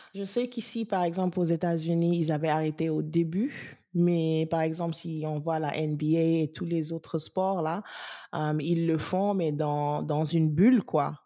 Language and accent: French; Senegal; dans notre société sénégalaise